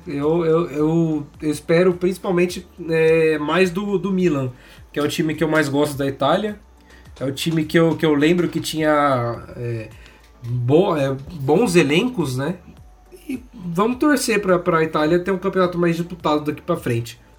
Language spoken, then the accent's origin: Portuguese; Brazil; Eu, como brasileiro